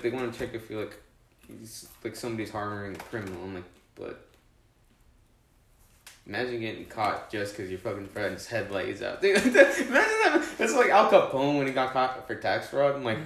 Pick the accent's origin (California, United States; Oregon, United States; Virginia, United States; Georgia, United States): Georgia, United States; you're from Georgia, huh? And I'm like, yeah, I am